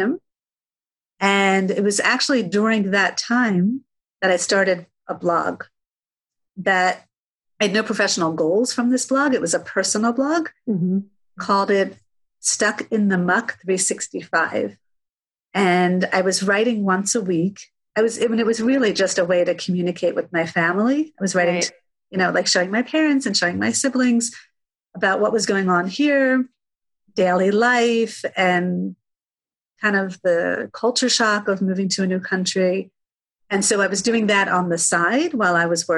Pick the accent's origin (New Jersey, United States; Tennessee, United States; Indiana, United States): New Jersey, United States; moved away as an adult; also born or lived in northern Israel; now in Israel; So I was born and raised in New Jersey. About 10 years ago, I moved to Israel with my husband and our 3 kids.